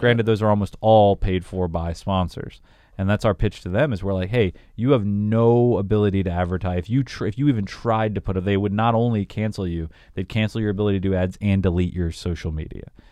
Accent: Augusta, Georgia, United States; moved away as an adult; also born or lived in Wichita, Kansas; I moved from Augusta, Georgia to Wichita, Kansas, Wichita was, like, four times more populated than where I grew up

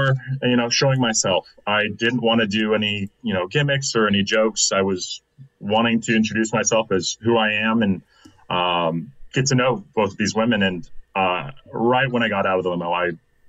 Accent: Anaheim, California, United States; now in Austin, United States; I'm originally from California, Anaheim Hills

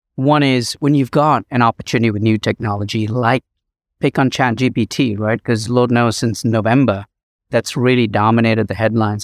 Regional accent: Chicago, Illinois, United States; my hometown, Chicago

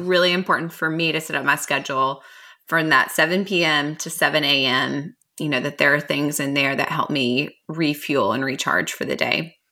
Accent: Mount Juliet, Tennessee, United States; Nate Bargatze talks about our hometown in one of his Netflix specials

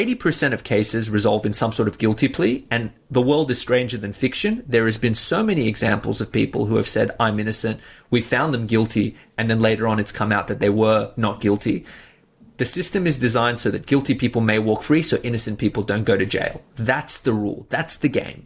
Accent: Australia; also born or lived in Iran; I'm a first generation Australian, and you know, my family came here from Iran when we were fairly young. And growing up in Australia

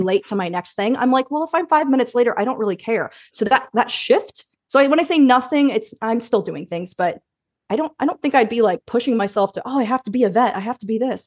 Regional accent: Indianapolis, Indiana, United States; moved away as an adult; also born or lived in Carmel, Indiana / Bloomington, Indiana / Chicago, Illinois; I was born in Indianapolis and we lived there until I was about eleven, then we moved to Carmel, which is a suburb about thirty minutes north.

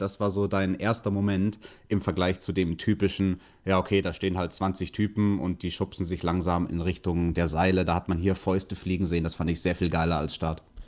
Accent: Bavaria, Germany; Bei uns in Bayern

